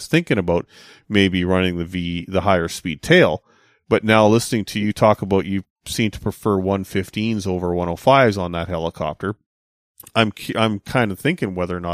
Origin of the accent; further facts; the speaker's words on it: Kamloops, British Columbia, Canada; now in West coast, Canada; when I go out to my hometown of Kamloops